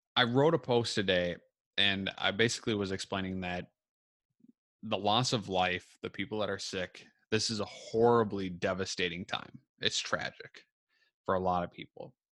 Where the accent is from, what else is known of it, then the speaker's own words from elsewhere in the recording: Minnesota, United States; I'm from Minnesota